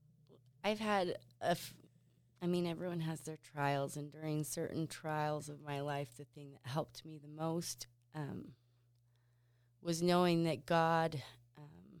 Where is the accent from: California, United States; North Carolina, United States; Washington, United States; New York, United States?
Washington, United States; Pasco; also born or lived in Provo, Utah / Seattle / Spain; now in Basin City, United States; I grew up in Pasco. My family lived in the same house my whole growing up